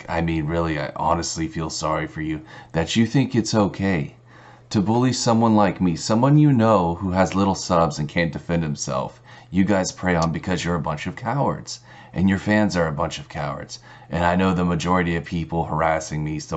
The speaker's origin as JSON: {"language": "English", "region": "Texas", "country": "United States", "said": "I'm from Texas"}